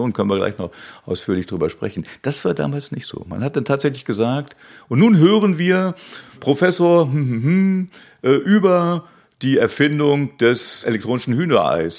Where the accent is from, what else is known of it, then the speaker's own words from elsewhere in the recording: Hanover, Lower Saxony, Germany; Ich war in Hannover in meiner Heimatstadt